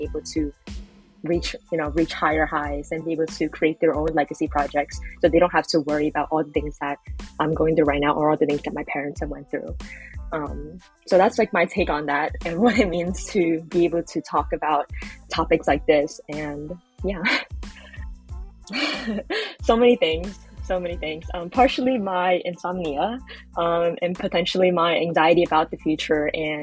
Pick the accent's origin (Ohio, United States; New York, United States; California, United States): New York, United States; New York City; I'm based in Brooklyn, New York, in the United States, and I was born and raised here